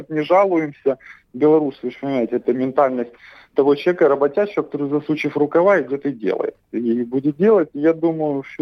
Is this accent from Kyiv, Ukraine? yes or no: no; Crimea, Ukraine; Я с детства понимал, что я хоть и крымчанин, и живу в Крыму, но я все-таки белорус, я понимал, где моя историческая родина.